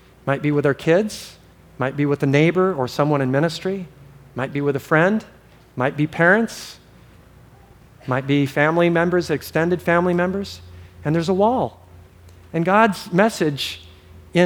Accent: Hawaii, United States; I grew up in Hawaii

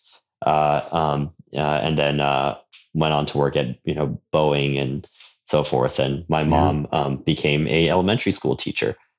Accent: Southern California, United States; now in Daly City, United States; I grew up in Southern California.

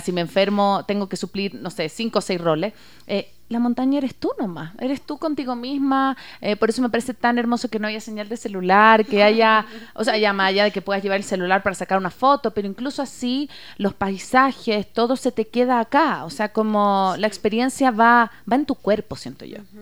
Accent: Chile; now in Ecuador; yo soy eh, chilena

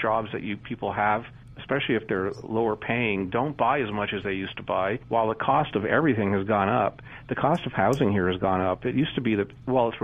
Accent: Canada; also born or lived in Toronto; as a Canadian growing up in the 60s, 70s, and 80s

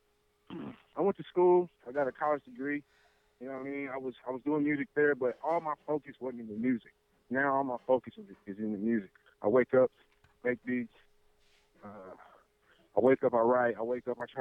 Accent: Indianapolis, Indiana, United States; from Knapptown, Indianapolis, 317.

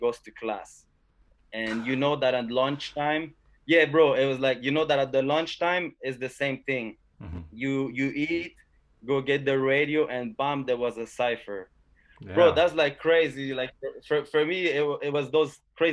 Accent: South Shore, Quebec, Canada; we're from the South Shore

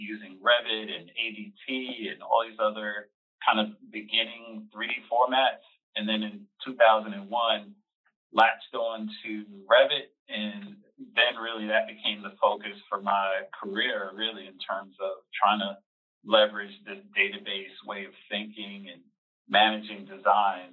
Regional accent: New York, United States; moved away as an adult; now in Atlanta, United States; I grew up in New York, went to school at City College in Harlem, and moved down to Atlanta about 20 years ago

